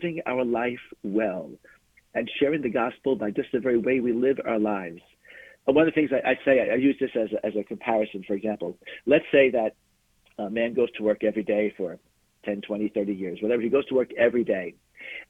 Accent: Glen Cove, New York, United States; I grew up in a town called Glen Cove on Long Island in New York.

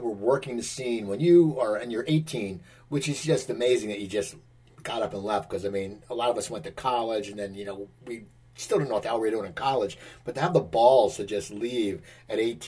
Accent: Philadelphia, Pennsylvania, United States; growing up in Philadelphia was very dear to my heart.

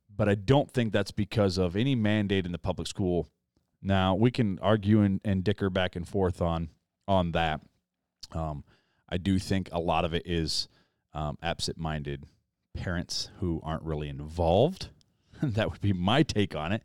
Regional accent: United States; as an American

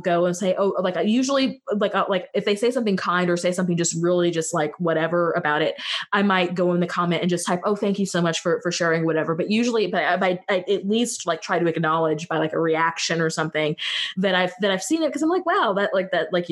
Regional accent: West Central Missouri, United States; I am from West Central Missouri. I'm from outside of Kansas City

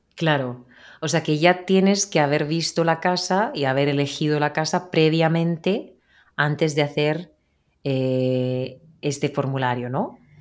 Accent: Spain; de España

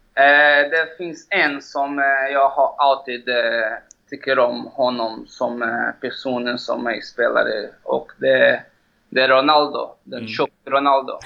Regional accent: Belo Horizonte, Minas Gerais, Brazil; Swedish is a second language; moved away as an adult; now in Stockholm, Sweden; Jag är född i Belo Horizonte

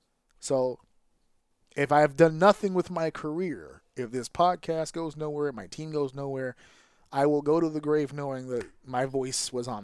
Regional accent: New York, United States; but to us as a New Yorker, and for everybody who was in that building from New York

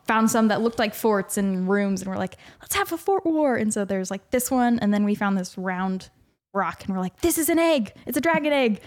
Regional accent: The Woodlands, Texas, United States; moved away; I'm from the Woodlands, Texas

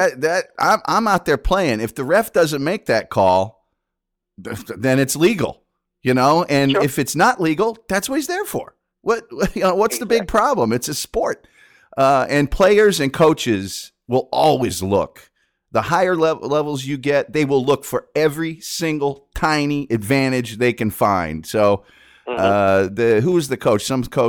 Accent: Indianapolis, Indiana, United States; now in Dallas, United States; I'm from Indianapolis originally.

